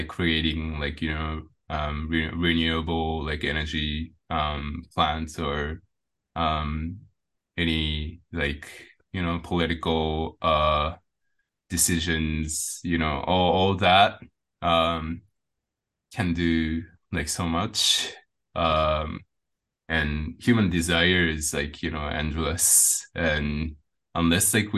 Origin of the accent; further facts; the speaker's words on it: Japan; also born or lived in India; I came back to Japan